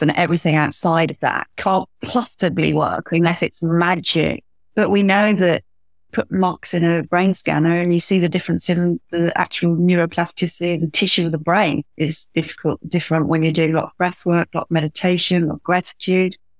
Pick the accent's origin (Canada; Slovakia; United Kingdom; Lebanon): United Kingdom; Wales; from Wales